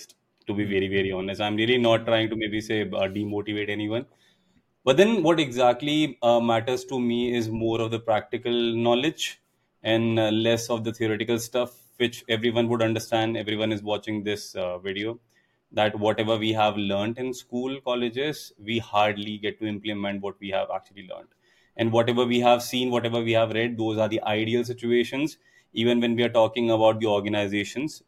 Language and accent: English; Bara, Rajasthan, India; I actually belong to a place called Bara, which is 73 kilometers southeast to Kota in Rajasthan